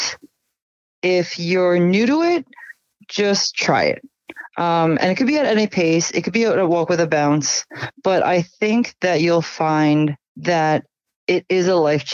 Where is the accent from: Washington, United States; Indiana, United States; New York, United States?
New York, United States; I'm from New York, so this is kind of like my home state